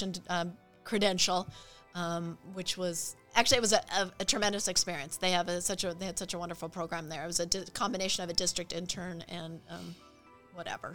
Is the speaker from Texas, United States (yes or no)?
no; Idaho, United States; moved away as an adult; also born or lived in Walla Walla, Washington / Arizona; I was born in Idaho, went to college in Washington, moved to Arizona